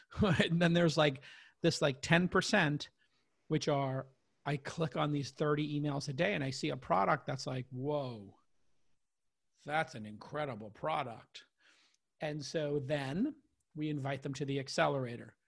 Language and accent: English; New York, United States; moved away as an adult; also born or lived in Los Angeles; now in San Francisco, United States; this kid from Brooklyn living in New York